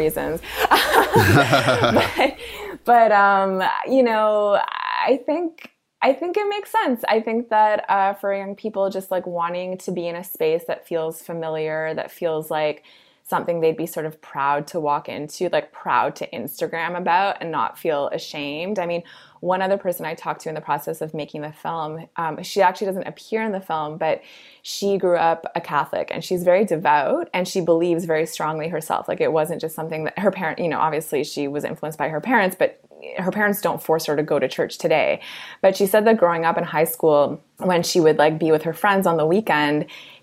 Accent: Toronto, Ontario, Canada; as a Canadian who's grown up and lived in Toronto my whole life

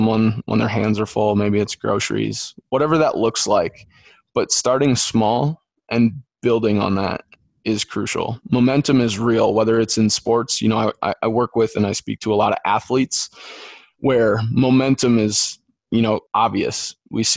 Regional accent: Dyersville, Iowa, United States; I'm from Dyersville, where the Field of Dreams is

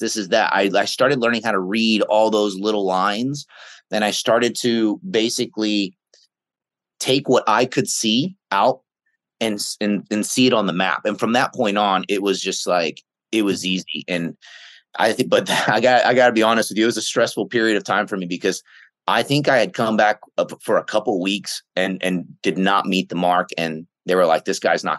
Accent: the Bay Area, San Francisco, Oakland, Sacramento, California, United States; I grew up in the Bay Area, in San Francisco, Oakland, right, and then Sacramento.

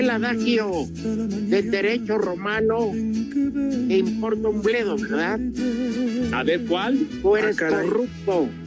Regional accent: Mexico; Yo soy orgullosamente mexicano.

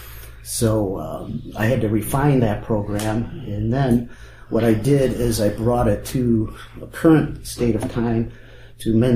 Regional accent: Rockford, Illinois, United States; I'm born and raised in Winnebago County

